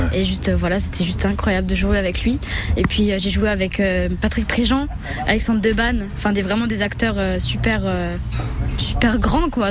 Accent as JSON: {"language": "French", "town": "Sarreguemines", "region": "Grand Est", "country": "France", "tie": "born or raised there", "said": "j'ai grandi ici, je suis née à Sarguemine"}